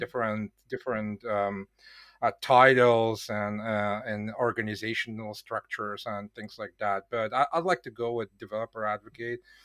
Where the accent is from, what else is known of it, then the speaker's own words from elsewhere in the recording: Bulgaria; now in Poland; I was born in Bulgaria